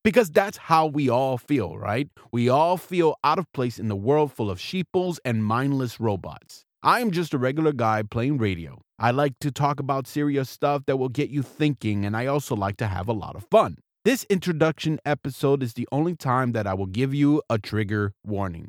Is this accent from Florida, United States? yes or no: yes; South Florida, United States; moved away as an adult; also born or lived in Seattle, Washington / Key West, Florida / Baltimore, Maryland / Alameda, California; now in Irvine, United States; I am an American. I was born and raised in South Florida